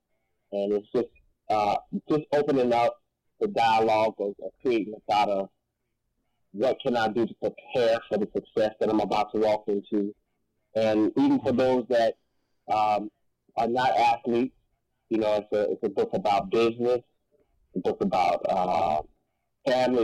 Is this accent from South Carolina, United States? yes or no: yes; Rock Hill, South Carolina, United States; my hometown, Rockville, South Carolina